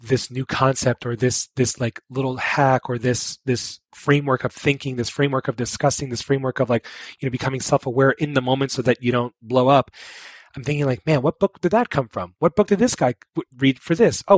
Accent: New York, United States; I'm from New York

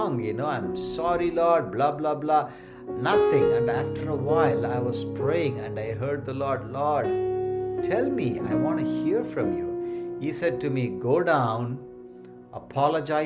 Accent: India; moved away; our dear, lovely country, India

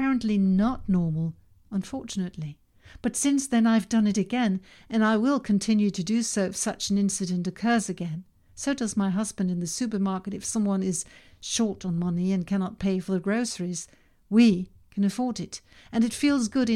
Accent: Denmark; first language Danish; English is a second language; Danish, my native language

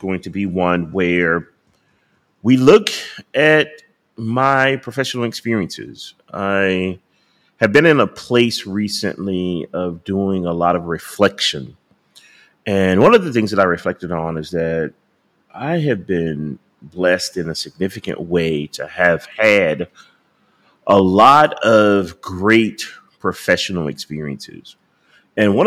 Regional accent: United States; I was from America

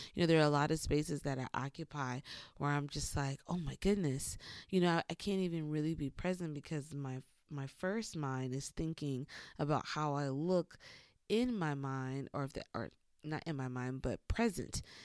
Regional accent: Lowcountry, South Carolina, United States; moved away; also born or lived in Atlanta, Georgia; growing up in the Low Country as a Geechee

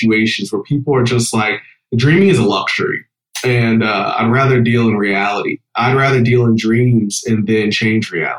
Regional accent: Akron, Ohio, United States; I grew up in Akron, Ohio, LeBron James

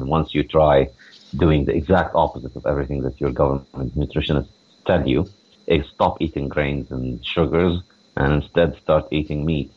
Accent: Ramallah, West Bank, Palestine; moved away as an adult; also born or lived in New York, United States; now in Beirut, Lebanon; originally I grew up in Ramallah in the West Bank in Palestine

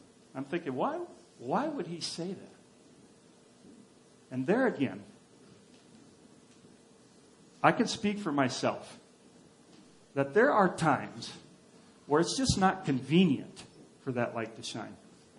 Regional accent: Papua, Indonesia; Where I grew up in Papua or Irianjaya, we lived in a very remote place, and we had nothing.

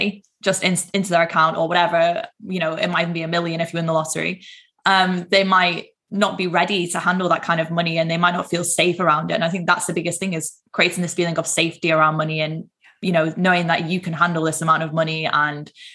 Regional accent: Manchester, North West England, United Kingdom; I'm from up north, I'm from Manchester

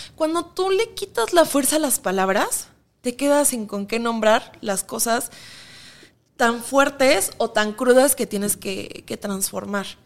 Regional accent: Mexico; nos vemos como mexicanos

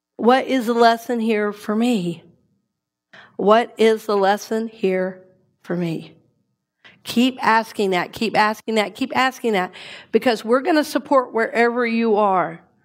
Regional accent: the South, United States; the way we grew up eating in the South

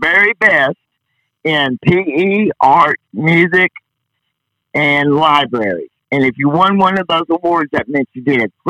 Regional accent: El Dorado, Arkansas, United States; also born or lived in Wisconsin; And I was born in Wisconsin, but I grew up in El Dorado, Arkansas.

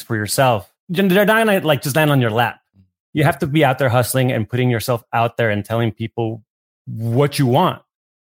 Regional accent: Tijuana, Baja California, Mexico; also born or lived in New York; now in Los Angeles, United States; I grew up in Tijuana

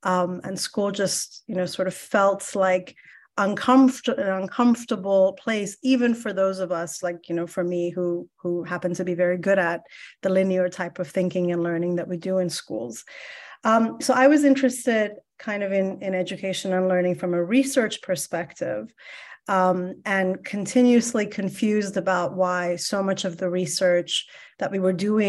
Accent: Iran; now in United States; I am also a first generation immigrant. I'm Iranian American. And so as an immigrant, I was always very much aware that education is going to be sort of the way forward in this brand new world.

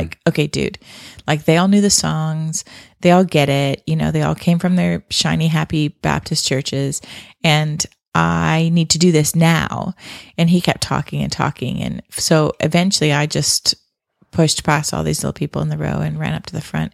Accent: Canada; I grew up in Canada

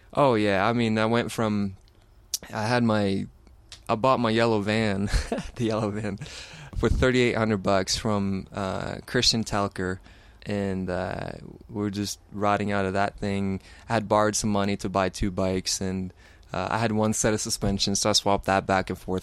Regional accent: Sweden; growing up in Sweden, I have, uh, two older brothers

